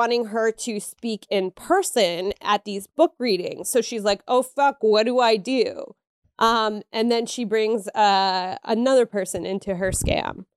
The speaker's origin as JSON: {"language": "English", "region": "Pennsylvania", "country": "United States", "said": "I'm from Pennsylvania"}